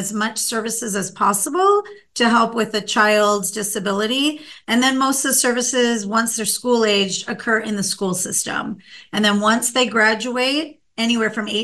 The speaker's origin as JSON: {"language": "English", "region": "Minnesota", "country": "United States", "tie": "born or raised there", "moved": "yes", "lives_now": "California, United States", "said": "I grew up in Minnesota, and we had what was called a state hospital in my local town"}